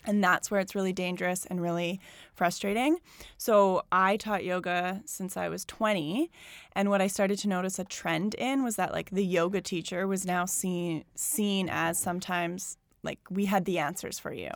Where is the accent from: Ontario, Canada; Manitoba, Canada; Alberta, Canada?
Alberta, Canada; Calgary; now in Toronto, Canada; I grew up in Calgary, which is, like, suburbville, like, forever.